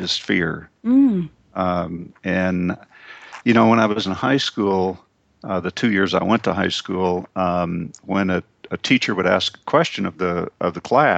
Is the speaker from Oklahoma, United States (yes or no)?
yes; Oklahoma, United States; I grew up in Oklahoma